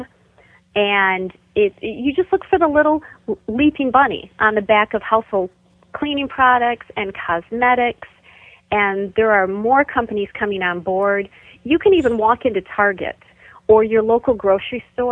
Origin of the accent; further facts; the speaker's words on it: Michigan, United States; my home state of Michigan